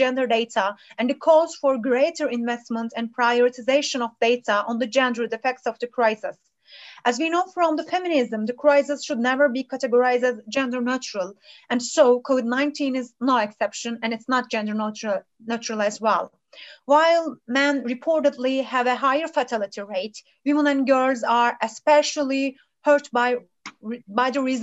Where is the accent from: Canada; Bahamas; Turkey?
Turkey; also born or lived in Lund, Sweden; from Turkey.